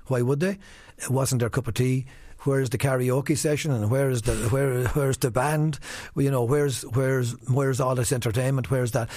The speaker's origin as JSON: {"language": "English", "town": "Wexford", "region": "Leinster", "country": "Ireland", "said": "I'm from Wexford. I'm proud of where I come from"}